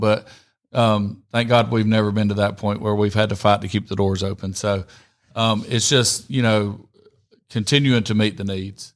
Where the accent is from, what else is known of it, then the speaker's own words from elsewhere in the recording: Rome, Georgia, United States; also born or lived in Columbus, Georgia; I grew up in Rome